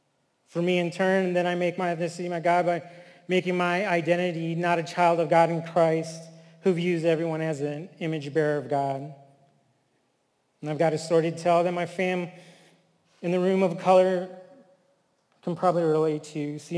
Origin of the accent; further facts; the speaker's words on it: New Mexico, United States; I am Native. I am from the Tuatha tribe of New Mexico, the people of the Red Willows.